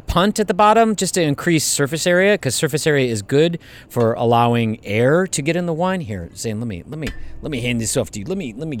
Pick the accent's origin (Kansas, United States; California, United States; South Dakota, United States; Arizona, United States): Arizona, United States; Bullhead City; moved away; also born or lived in Michigan; I grew up in Arizona. I'm from Michigan, but I grew up in Arizona. I grew up in the Mojave Desert.